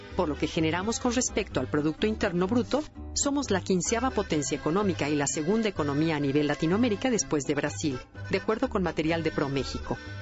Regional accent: Mexico; nos identifica como mexicanos

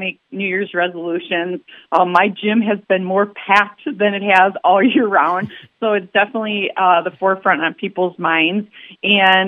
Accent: Milwaukee, Wisconsin, United States; I'm a city kid. I'm from Milwaukee

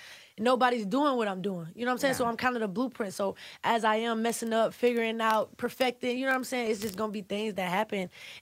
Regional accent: Savannah, Georgia, United States; I'm from Savannah, Georgia

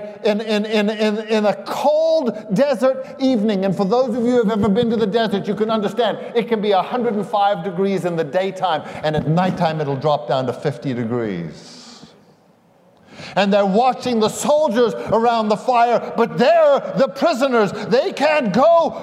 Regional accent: South Africa; moved away; I'm South African and I went barefoot most of the time growing up over there

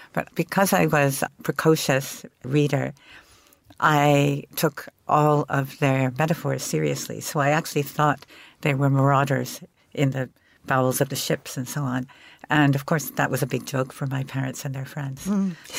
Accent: Istanbul, Turkey; also born or lived in Princeton, New Jersey, United States; Well, I've spent my very early childhood in New Jersey, mostly in Princeton, New Jersey. And then when my father finished his doctorate, we moved to Istanbul, where he had a job teaching at what was then an American college. So that was 1960.

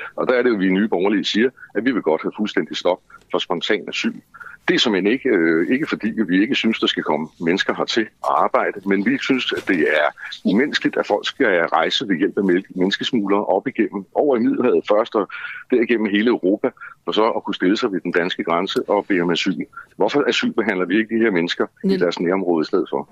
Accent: Copenhagen, Capital Region of Denmark, Denmark; jeg er jo født og opvokset i København og har boet her i masser af år

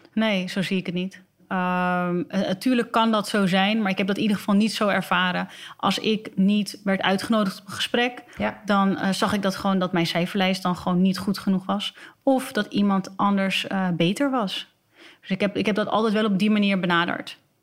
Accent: Alkmaar, North Holland, Netherlands; ze niet meer vragen waar ik vandaan kom, want ze weten dat ik uit Alkmaar kom.

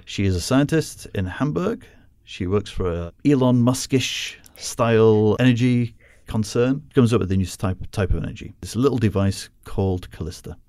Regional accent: United Kingdom; as a Brit

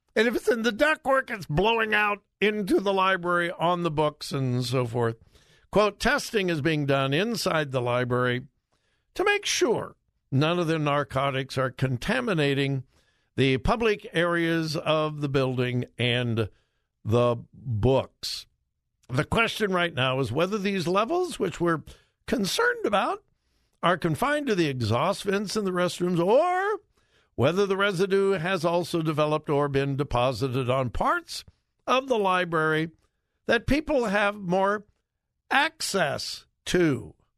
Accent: Southern California, United States; moved away as an adult; also born or lived in Ohio; I'm from Southern California.

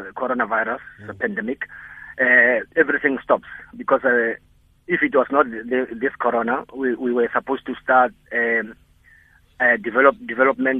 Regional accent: Rustenburg, North West, South Africa; I was born in Rustenburg, but my father comes from, not Bungeni as such, but in the place called Njaganjaga, but it's almost near Bungeni

